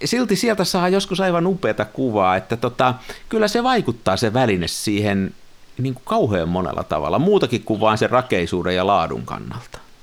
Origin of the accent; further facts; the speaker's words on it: near Tampere, Pirkanmaa, Finland; Mä oon siellä kymmenenvuotiaana joskus leikkinyt ja mennyt sinne sillan sisälle sinne palkkiin. Mulla on siihen semmoinen niin kuin 50 vuoden suhde siihen siltaan. Me asuttiin okay. silloin pikkupoikana lähellä.